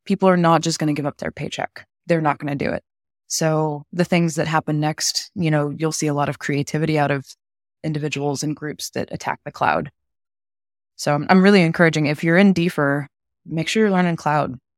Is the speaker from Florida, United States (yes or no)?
no; Texas, United States; born and raised in Texas